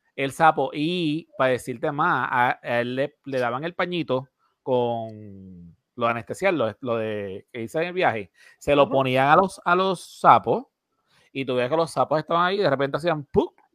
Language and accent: Spanish; Puerto Rico; nosotros siendo un territorio americano, ¿verdad? nosotros aquí en Puerto Rico